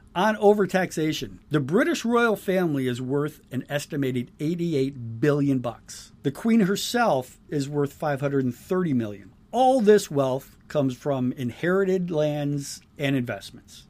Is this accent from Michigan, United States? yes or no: yes; Michigan, United States; I'm from Michigan